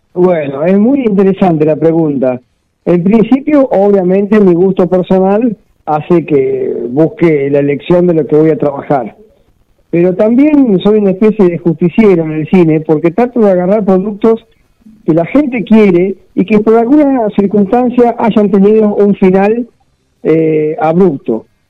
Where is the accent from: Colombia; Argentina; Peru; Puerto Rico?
Argentina; Mar del Plata, Buenos Aires Province; soy una especie de Peter Stilow de Mar del Plata